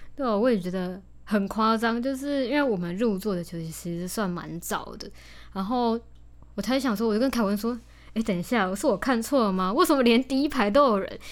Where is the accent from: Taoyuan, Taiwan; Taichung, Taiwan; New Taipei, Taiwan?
Taichung, Taiwan; 我就是来自台中海边的，对，就是专产消波块跟庆记的海线